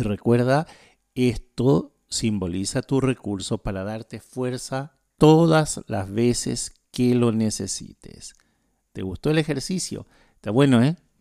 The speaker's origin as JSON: {"language": "Spanish", "country": "Chile", "moved": "yes", "lives_now": "Asunción, Paraguay", "said": "Yo soy chileno, no soy paraguayo"}